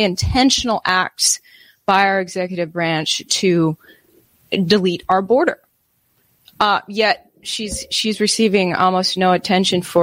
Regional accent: Wisconsin, United States; I'm from Wisconsin, another big logging area

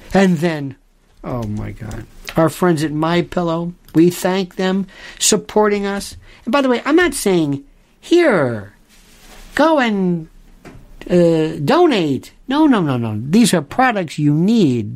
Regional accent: United States; I'm an American. I'm an American, and my I'm not I'm not trying to be corny about it, but it's all I know.

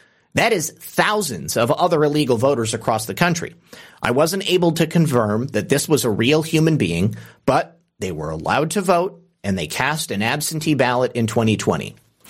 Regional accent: Michigan, United States; I'm excited about Michigan because it's my home state

